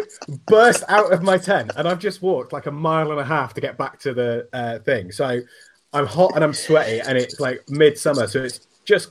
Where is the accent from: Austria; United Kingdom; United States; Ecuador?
United Kingdom; England; I'm English